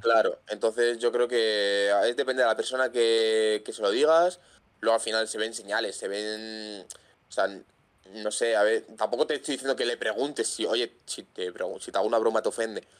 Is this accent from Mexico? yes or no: no; Madrid, Community of Madrid, Spain; soy un chaval pues que tiene 22 años, soy de Madrid